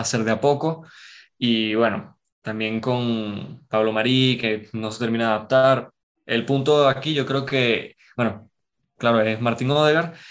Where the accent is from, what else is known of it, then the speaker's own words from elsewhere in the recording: Caracas, Capital District, Venezuela; Soy de Caracas, de Venezuela